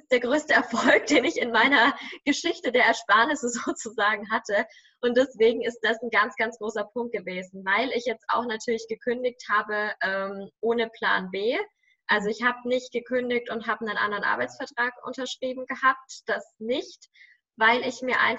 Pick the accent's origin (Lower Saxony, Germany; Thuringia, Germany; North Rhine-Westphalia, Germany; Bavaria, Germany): Bavaria, Germany; Nuremberg; viel, viel höher, als wenn ich jetzt irgendwo in meiner Heimatstadt in Nürnberg wäre oder irgendwo auf dem Land oder weiß ich nicht.